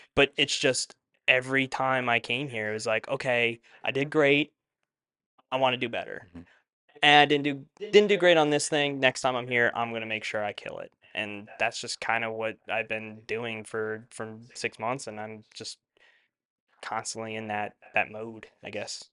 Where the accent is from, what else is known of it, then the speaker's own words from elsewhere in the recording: eastern Long Island, New York, United States; moved away as an adult; now in Westchester, United States; up on Long Island where we're from, there's really not much to do on the east side uh, of Long Island